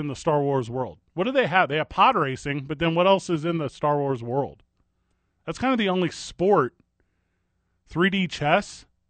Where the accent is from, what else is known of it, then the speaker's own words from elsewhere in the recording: Midwest, United States; I was like, yeah, I grew up in the Midwest.